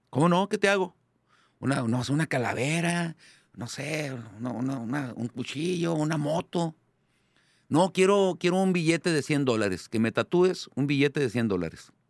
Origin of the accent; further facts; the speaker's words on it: Ensenada, Baja California, Mexico; hola, mucho gusto, soy de Ensenada.